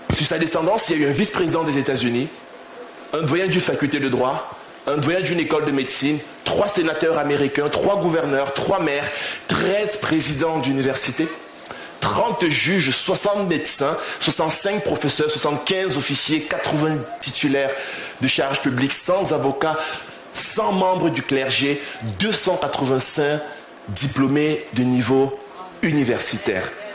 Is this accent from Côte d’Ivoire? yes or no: no; Cameroon; also born or lived in Rouen, France; now in Paris, France; je, suis né au Cameroun, j'ai grandi au Cameroun